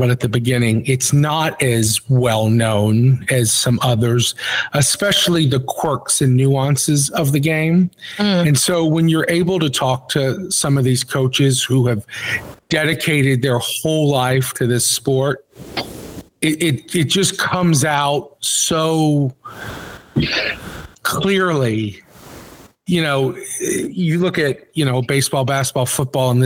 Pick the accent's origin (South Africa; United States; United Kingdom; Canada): United States; Georgia; We didn't have a lot of pond hockey in Georgia